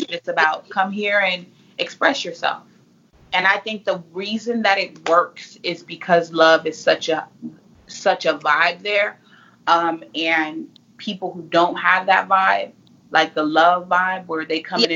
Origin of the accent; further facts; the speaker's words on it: Fresno, California, United States; now in Phoenix, United States; I'm originally from Fresno, California